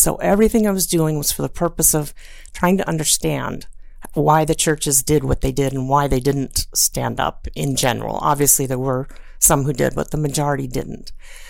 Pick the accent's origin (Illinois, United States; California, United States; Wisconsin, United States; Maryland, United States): Maryland, United States; Silver Spring; And I grew up in Silver Spring, Maryland area where there's a very high Jewish population.